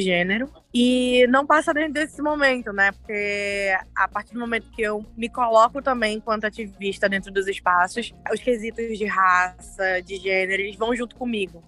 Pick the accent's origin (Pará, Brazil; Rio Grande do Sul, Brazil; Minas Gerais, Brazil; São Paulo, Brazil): Pará, Brazil; Belém; sou de Belém, é, de Coraci, um distrito a mais ou menos uma hora da cidade de Belém